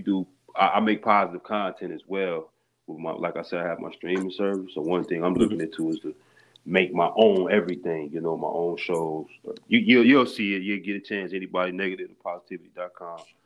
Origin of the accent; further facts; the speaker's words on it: Harvey, Illinois, United States; also born or lived in Chicago; born in Chicago, I was raised in Harvey, Illinois